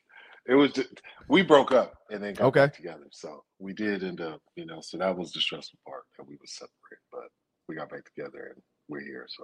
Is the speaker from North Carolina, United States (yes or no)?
yes; Charlotte, North Carolina, United States; born there; I was born in Charlotte. Both my parents went to high school out there.